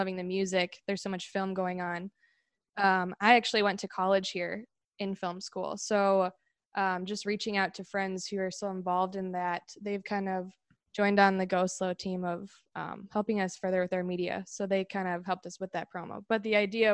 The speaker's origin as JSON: {"language": "English", "town": "Minneapolis", "region": "Minnesota", "country": "United States", "moved": "as an adult", "lives_now": "Chicago, United States", "said": "We're actually from Minnesota, Minneapolis, Minnesota. And then we just moved to Chicago a few weeks ago"}